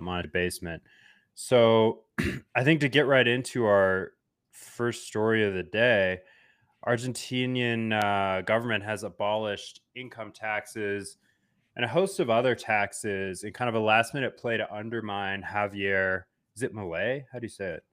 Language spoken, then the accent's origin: English; United States; being American citizen